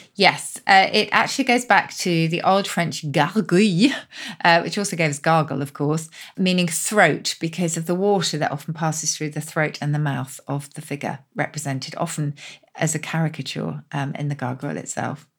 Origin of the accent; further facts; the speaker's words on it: Oxford, South East England, United Kingdom; my hometown of Oxford